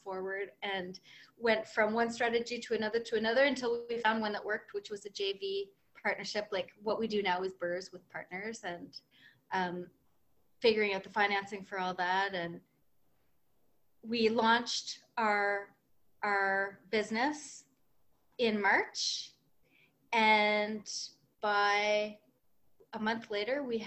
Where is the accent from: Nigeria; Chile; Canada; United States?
Canada; New Brunswick; now in Montreal, Canada; We live in Montreal, but I'm from New Brunswick.